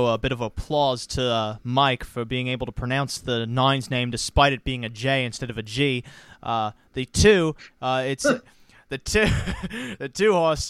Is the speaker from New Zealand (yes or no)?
yes; New Zealand; very close to my hometown of Kiwiland